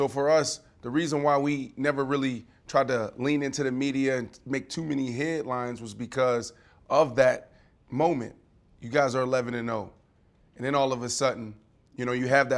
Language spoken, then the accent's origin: English; Pittsburgh, Pennsylvania, United States; I'm from Pittsburgh.